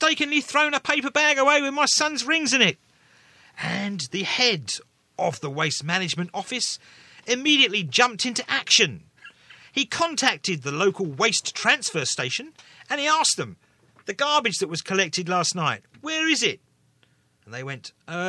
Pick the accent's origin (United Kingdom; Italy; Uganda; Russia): United Kingdom; England; now in Taiwan; I'm English